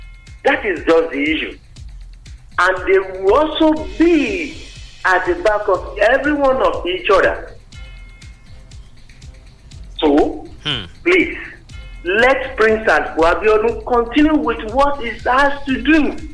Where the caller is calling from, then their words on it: Itaoshin, Ogun State, Nigeria; from Itaoshin.